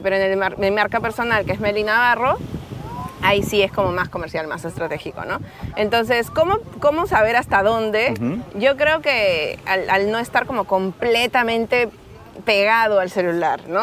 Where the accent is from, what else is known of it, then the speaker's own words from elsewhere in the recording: Peru; accent: Peruvian; moved away as an adult; also born or lived in Lima; now in Barcelona, Spain; soy peruana, por si aún no sienten mi acento